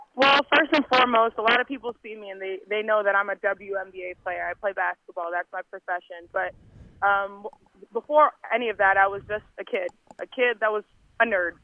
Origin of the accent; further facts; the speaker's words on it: United States; I'm Nigerian American